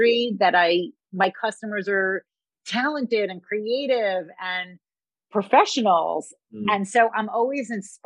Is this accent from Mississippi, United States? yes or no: no; New York City, New York, United States; I grew up in Queens, which is one of the boroughs of New York.